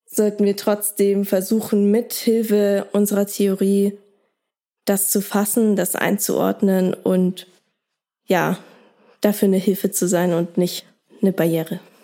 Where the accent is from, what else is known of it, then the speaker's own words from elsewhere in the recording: Germany; bei uns in Deutschland